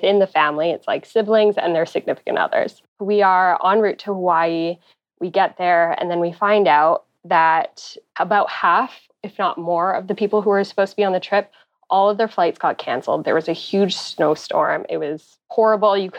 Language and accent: English; Ottawa, Ontario, Canada; I'm from Ottawa, Canada